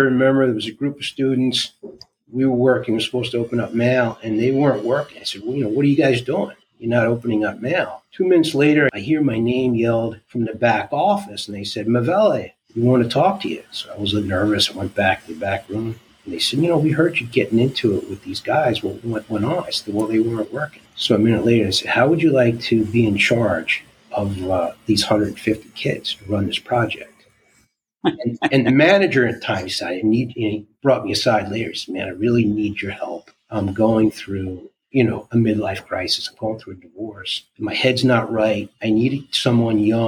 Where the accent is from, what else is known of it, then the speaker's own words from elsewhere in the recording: New York, United States; I'm from New York, if you can't detect it from my accent